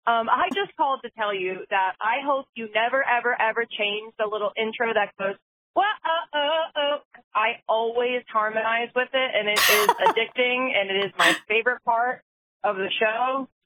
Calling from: Philadelphia, Pennsylvania, United States; I'm calling from Philly.

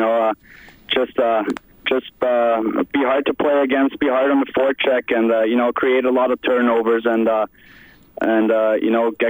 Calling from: Germany; I'm calling from Germany right now.

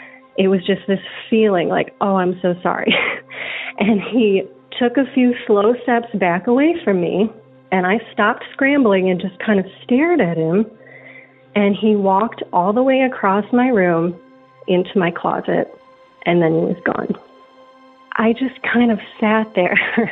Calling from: Atlanta, Georgia, United States; I'm calling from Atlanta, Georgia.

